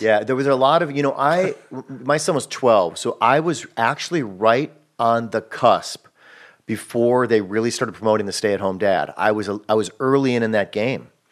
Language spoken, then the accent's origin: English; Wisconsin, United States; moved away as an adult; now in Los Angeles, United States; I'm from Wisconsin